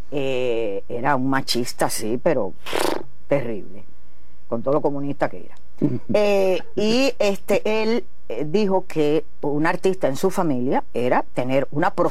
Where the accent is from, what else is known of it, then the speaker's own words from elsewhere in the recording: Las Tunas, Cuba; de las Tunas, artista, revolucionaria, cubana.